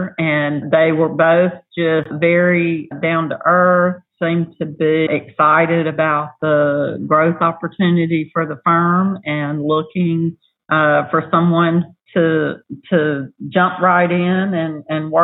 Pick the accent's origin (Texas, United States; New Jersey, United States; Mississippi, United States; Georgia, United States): Mississippi, United States; moved away as an adult; also born or lived in Knoxville, Tennessee; now in Houston, United States; I was born and raised in Mississippi, and I've lived all over, but spent the majority of my time in the South for sure.